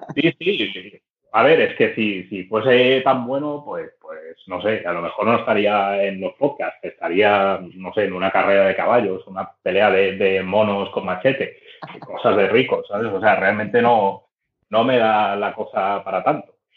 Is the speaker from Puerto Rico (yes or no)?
no; Barcelona, Catalonia, Spain; Soy de Barcelona. Barcelona capital y no he salido de aquí en toda la vida